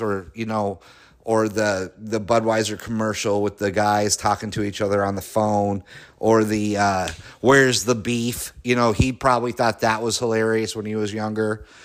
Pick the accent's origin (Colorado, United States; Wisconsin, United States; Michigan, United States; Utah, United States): Colorado, United States; I'm from Colorado